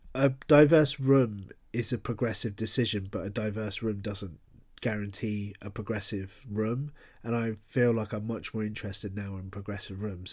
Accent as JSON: {"language": "English", "region": "London", "country": "United Kingdom", "tie": "born or raised there", "moved": "as an adult", "lives_now": "Bristol, United Kingdom", "said": "I'm a classic Londoner in that I grew up in London"}